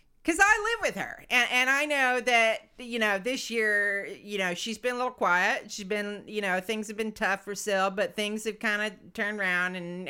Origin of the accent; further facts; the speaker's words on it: London, United Kingdom; I'm a Londoner through and through